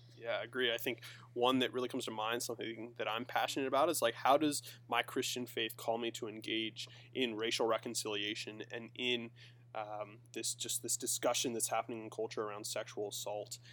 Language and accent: English; Pennsylvania, United States; I grew up in PA